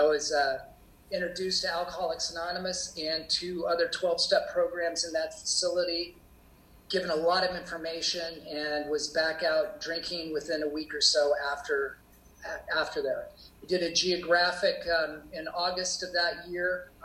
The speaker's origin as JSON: {"language": "English", "town": "Portland", "region": "Oregon", "country": "United States", "tie": "born or raised there", "said": "I grew up in Portland, Oregon, and in a suburban"}